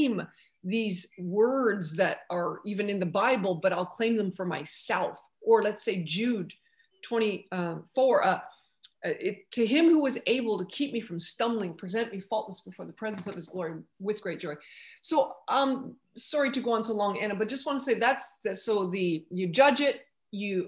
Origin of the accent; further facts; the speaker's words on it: Canada; now in United States; being a Canadian, I'm in America now, but as a Canadian, you have to learn French.